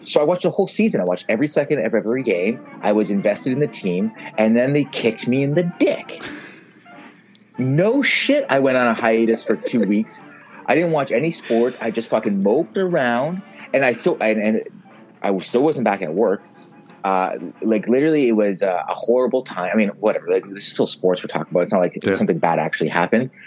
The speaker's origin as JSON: {"language": "English", "town": "Mississauga", "region": "Ontario", "country": "Canada", "tie": "born or raised there", "said": "I grew up in Streetsville, um, in Mississauga"}